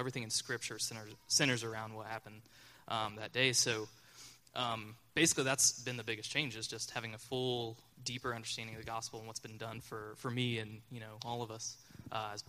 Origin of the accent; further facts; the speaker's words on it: Wheelersburg, Ohio, United States; I grew up in the Berg